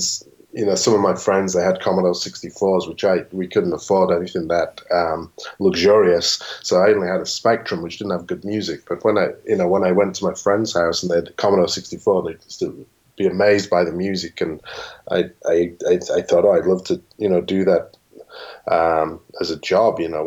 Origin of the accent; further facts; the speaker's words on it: England, United Kingdom; moved away; where I lived in England at the time